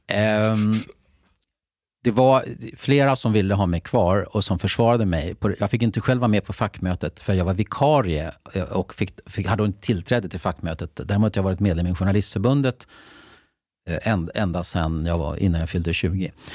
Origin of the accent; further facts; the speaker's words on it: Lidingö, Stockholm County, Sweden; jag är från Lidingö